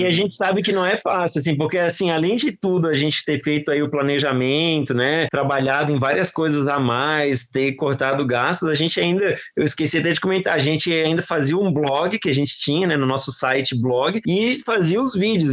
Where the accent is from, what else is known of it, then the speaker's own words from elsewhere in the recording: Florianópolis, Santa Catarina, Brazil; moved away; Florianópolis é minha terra natal